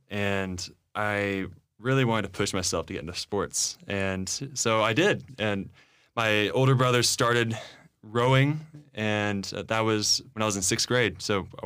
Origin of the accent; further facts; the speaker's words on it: Dallas, Texas, United States; I'm from Dallas. {S1} That's right. {S2} Okay, Born in Dallas. Have never moved.